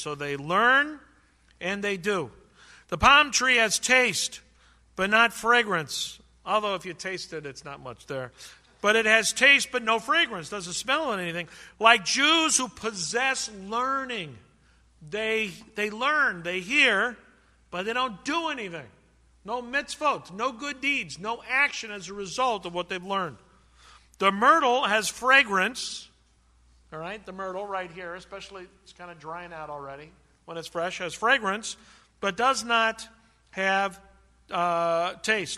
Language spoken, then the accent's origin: English; California, United States; When I grew up in California, when I was a kid